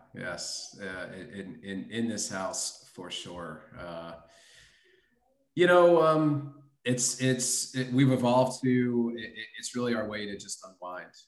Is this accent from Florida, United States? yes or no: yes; Miami, Florida, United States; also born or lived in Brooklyn, New York; got yanked out of the borough at a early age by my parents, who brought me down to Miami, Florida, to grow up in the sun and fun